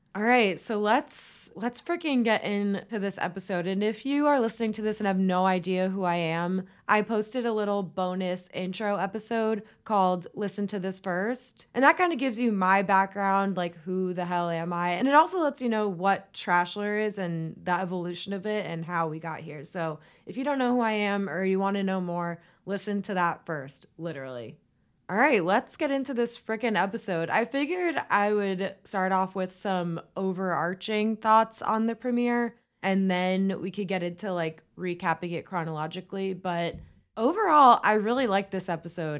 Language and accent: English; Tampa, Florida, United States; our second Tampa boy, my hometown